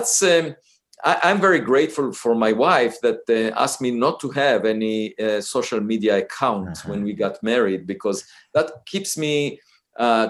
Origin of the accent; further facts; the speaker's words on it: Israel; moved away; I grew up in Israel